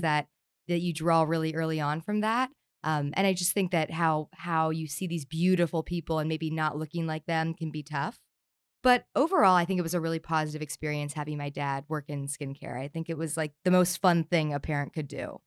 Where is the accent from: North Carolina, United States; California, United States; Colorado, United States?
California, United States; Southern; I grew up here in Southern California